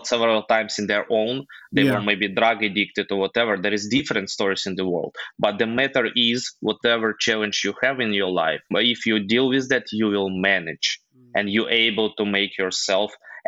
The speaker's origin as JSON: {"language": "English", "country": "Ukraine", "tie": "born or raised there", "also_born_or_lived": "Dubai", "second_language": "English", "moved": "as an adult", "said": "I'm from Ukraine"}